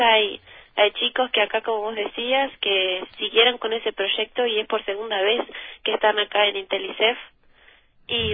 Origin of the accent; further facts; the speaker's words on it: Tambores, Tacuarembó, Uruguay; en Villa Tambores, que es de donde somos, de Tacuarembó, Uruguay